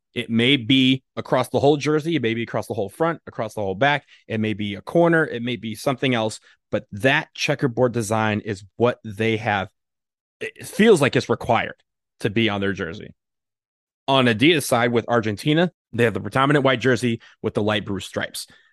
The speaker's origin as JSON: {"language": "English", "town": "Washington", "region": "District of Columbia", "country": "United States", "tie": "born or raised there", "said": "my hometown, D C."}